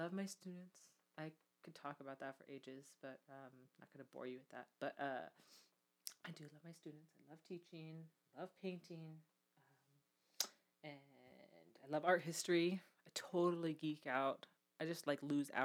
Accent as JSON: {"language": "English", "town": "Salem", "region": "Oregon", "country": "United States", "also_born_or_lived": "Portland, Oregon", "said": "So we're from Salem, Oregon, originally, and traveled around, and live in Portland and Salem now"}